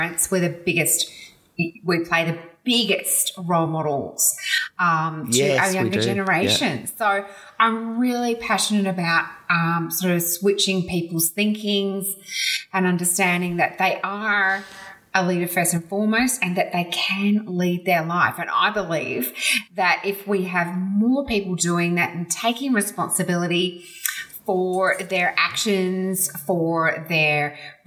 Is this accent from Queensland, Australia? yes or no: no; Melbourne, Victoria, Australia; we grew up in Mitcham in Melbourne